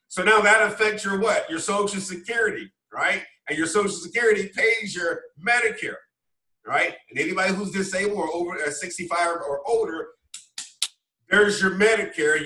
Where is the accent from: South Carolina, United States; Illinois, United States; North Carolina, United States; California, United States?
North Carolina, United States; Wilmington; now in DC metro area, United States; growing up, small town Wilmington, North Carolina